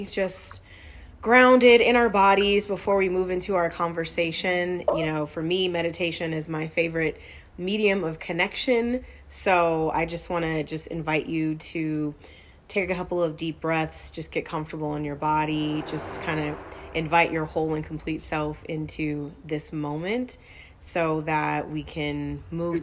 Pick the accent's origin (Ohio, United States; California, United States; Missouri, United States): California, United States; Southern; moved away; also born or lived in North Carolina / Texas / New York; I'm from Southern California originally